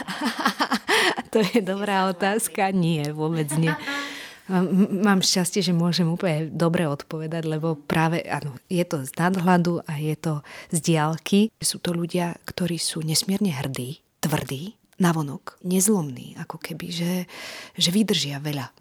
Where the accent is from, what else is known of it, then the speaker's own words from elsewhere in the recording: Slovakia; narodila som sa tu a som Slovenka